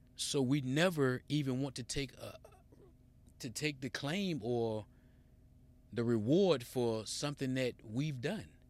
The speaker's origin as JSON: {"language": "English", "country": "United States"}